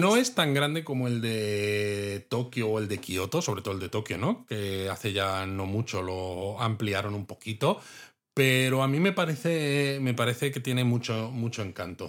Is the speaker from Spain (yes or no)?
yes; Spain; a los que somos de España